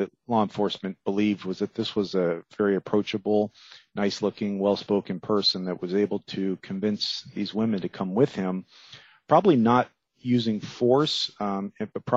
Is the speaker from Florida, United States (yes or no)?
yes; Miami, Florida, United States; I grew up there in Miami